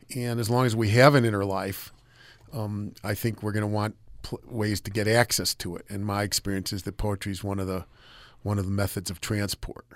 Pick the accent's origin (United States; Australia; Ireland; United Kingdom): United States; I'm an American